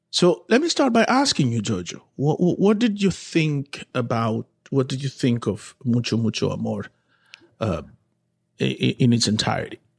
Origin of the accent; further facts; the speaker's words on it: Santo Domingo, Distrito Nacional, Dominican Republic; moved away; growing up in Santo Domingo, watching Walter Mercado